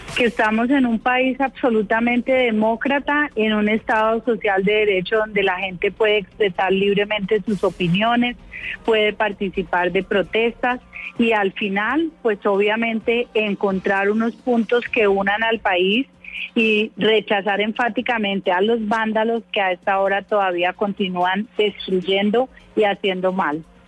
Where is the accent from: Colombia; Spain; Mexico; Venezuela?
Colombia; todos somos colombianos